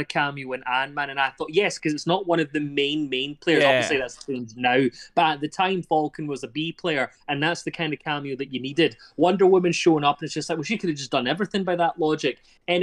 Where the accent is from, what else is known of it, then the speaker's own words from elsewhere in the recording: Glasgow, Scotland, United Kingdom; I'm from Glasgow